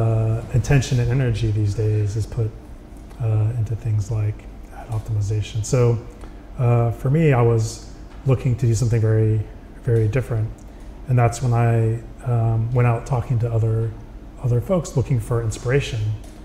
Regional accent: Texas, United States; I came to California from Texas because I wanted to be an engineer.

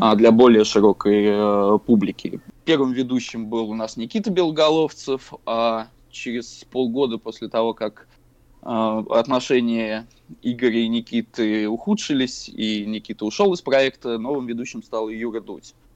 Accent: Saratov, Saratov Oblast, Russia; мы ходили после школы э, в городе Саратове на набережную космонавтов, и там был а, киберклуб

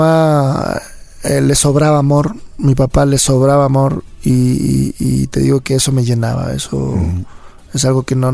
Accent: La Crespa, Manabí, Ecuador; also born or lived in Chone / Flavio Alfaro; yo nací en Chone, en la provincia de Manabí, pero... 100% Manaba, como dicen. 100%, eso sí. este, y, pero de ahí me crié en un pueblito que se llama La Crespa.

